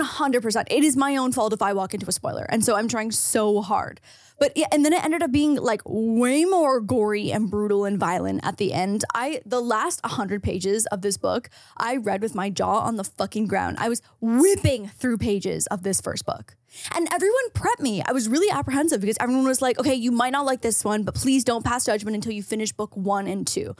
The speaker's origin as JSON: {"language": "English", "country": "Canada", "tie": "born or raised there", "said": "as a Canadian household, our whole basement smelled like my dad's hockey bag"}